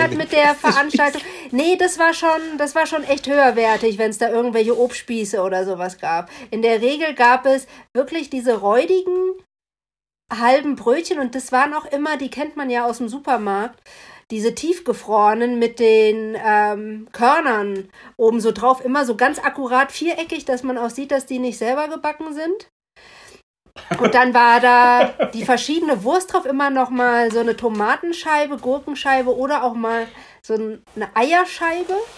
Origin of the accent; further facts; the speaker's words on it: West Germany, Germany; also born or lived in East Berlin; now in Berlin, Germany; lebe schon länger jetzt in Ostberlin, als ich im Westen gelebt habe